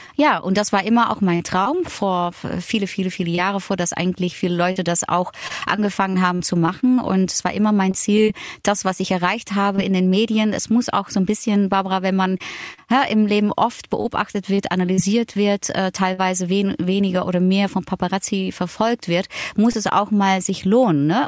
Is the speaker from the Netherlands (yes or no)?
yes; Netherlands; German is a second language; moved away; also born or lived in Germany; als Holländerin